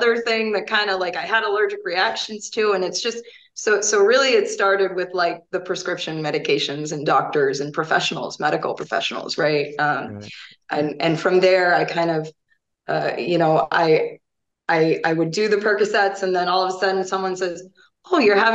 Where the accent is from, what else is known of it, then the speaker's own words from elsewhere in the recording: Fort Myers, Florida, United States; moved away as an adult; also born or lived in Pennsylvania; now in Wisconsin, United States; I grew up in Southwest Florida, Fort Myers